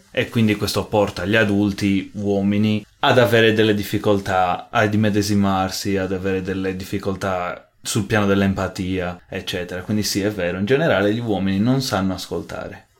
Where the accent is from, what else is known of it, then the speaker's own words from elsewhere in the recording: Sardinia, Italy; moved away as an adult; now in Munich, Germany; sono nato e cresciuto in Sardegna